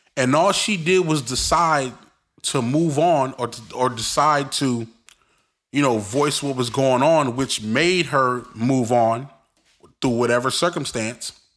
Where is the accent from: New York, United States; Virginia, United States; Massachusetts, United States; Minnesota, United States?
New York, United States; New York City; I'm from Brooklyn